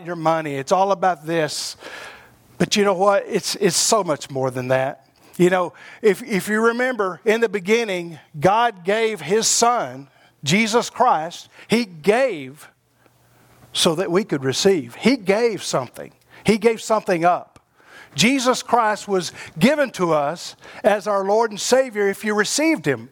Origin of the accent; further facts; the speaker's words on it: Abilene, Texas, United States; I'm from the Abilene area